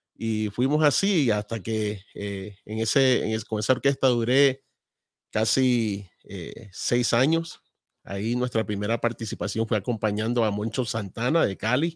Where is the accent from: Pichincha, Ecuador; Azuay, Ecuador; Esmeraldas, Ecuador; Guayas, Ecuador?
Guayas, Ecuador; Balzar; Nosotros somos de Ecuador de un pueblo a dos horas de Guayaquil, de la costa. Eh, se llama Balsar, a quien amo mucho